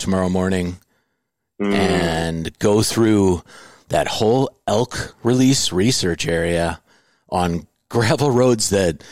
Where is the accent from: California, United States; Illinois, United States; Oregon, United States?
Illinois, United States; Des Plaines; also born or lived in Indiana; I grew up in Des Plaines